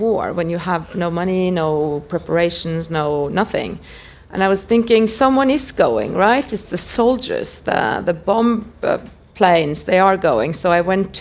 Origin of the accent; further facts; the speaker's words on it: Norway; I grew up in Norway